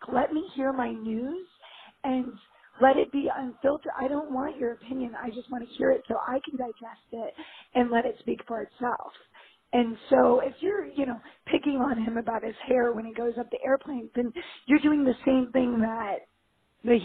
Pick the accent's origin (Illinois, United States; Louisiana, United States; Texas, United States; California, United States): California, United States; Los Angeles; I'm from L.A.